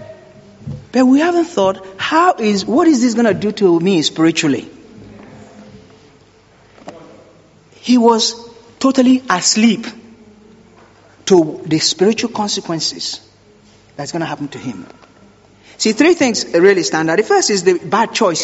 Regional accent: Nigeria; I grew up in Nigeria, and sometimes we use candle because there's no electricity

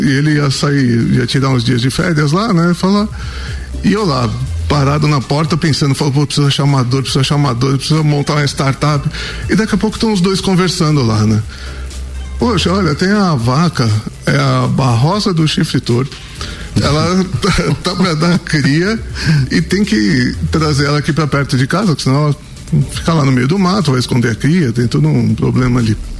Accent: São Paulo, Brazil; moved away as an adult; now in Santa Catarina, Brazil; eu sou de São Paulo

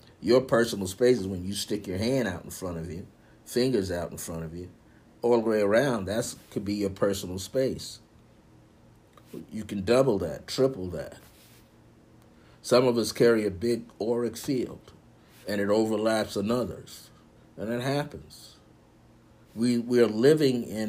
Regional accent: New York, United States; I'm from New York

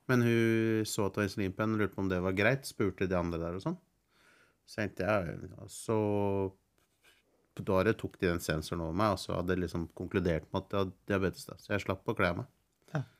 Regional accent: Norway; vi som nordmenn

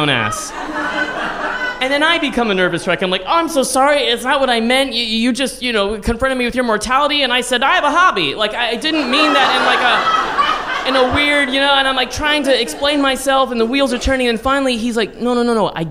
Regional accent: San Antonio, Texas, United States; also born or lived in Austin, Texas; now in New York, United States; "Oh, I'm from Texas." "Oh, really? Oh, what part?" And I was like, "Well, I love Austin, but I'm really from San Antonio."

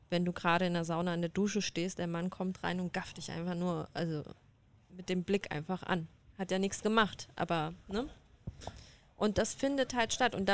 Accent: Iran; Also ich bin ja Iranerin. Und ich bin auch im Iran unterwegs

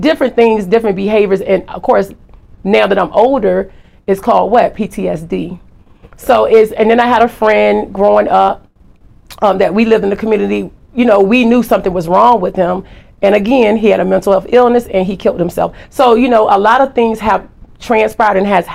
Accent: Norfolk, Virginia, United States; also born or lived in Turkey; I was born in Turkey. My dad was military. Then I was raised in Norfolk, Virginia.

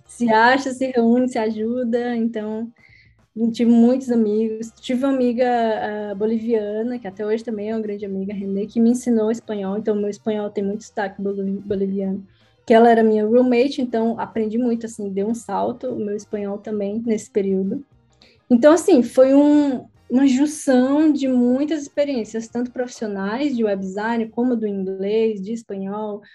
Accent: Brazil; moved away as an adult; also born or lived in Egypt; now in Portugal; quando eu saí do Brasil

